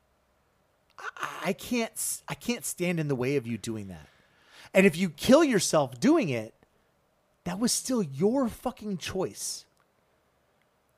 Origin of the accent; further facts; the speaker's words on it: South Carolina, United States; I grew up in South Carolina